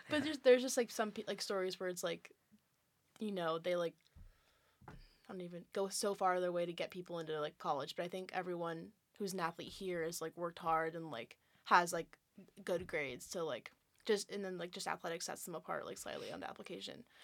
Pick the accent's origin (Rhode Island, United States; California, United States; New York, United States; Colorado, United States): California, United States; moved away as an adult; I'm from California